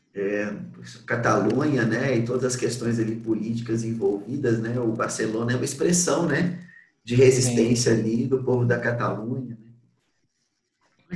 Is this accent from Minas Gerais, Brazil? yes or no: yes; Belo Horizonte, Minas Gerais, Brazil; Eu sou de Belo Horizonte